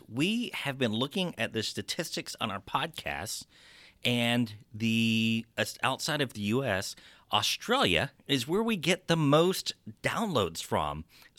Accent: Texas, United States; accent: Texas; you probably make fun of my Texas accent

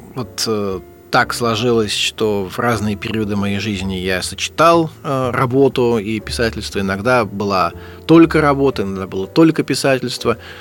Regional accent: Saint Petersburg, Russia; Я вырос э, в Санкт-Петербурге, в Ленинграде

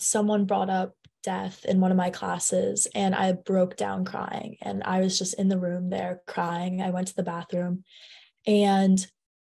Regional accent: San Francisco, California, United States; I am in 10th grade and I'm from San Francisco, California.

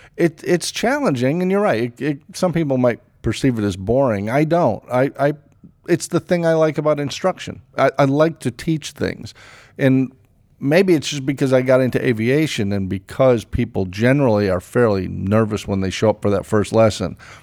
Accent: East Hartford, Connecticut, United States; I grew up in East Hartford, Connecticut, right across the, the river from Pratt and Whitney

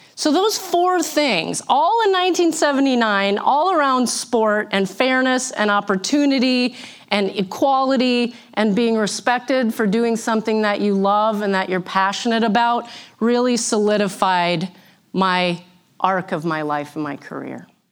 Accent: St. Cloud, Minnesota, United States; born or raised there; also born or lived in Missouri

